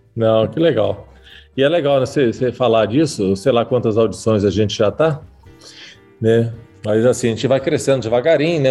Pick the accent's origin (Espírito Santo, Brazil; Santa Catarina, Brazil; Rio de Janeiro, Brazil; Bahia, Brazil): Espírito Santo, Brazil; eu que sou capixaba